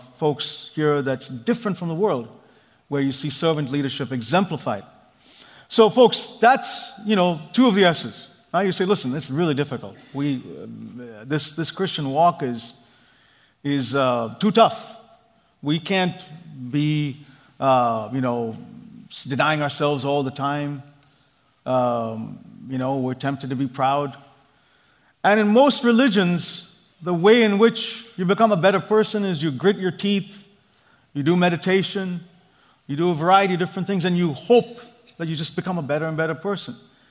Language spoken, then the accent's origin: English; India; now in Silicon Valley, United States; I grew up in India